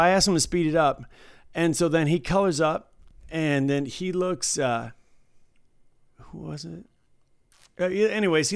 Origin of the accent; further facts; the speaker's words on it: Detroit, Michigan, United States; moved away; I'm from Detroit. I'm like almost Canadian